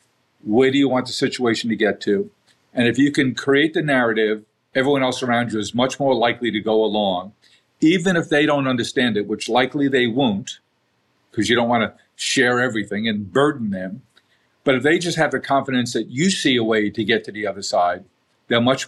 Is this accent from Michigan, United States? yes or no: no; New York City, New York, United States; We grew up in South Queens, not a vibrant neighborhood, blue collar neighborhood, good people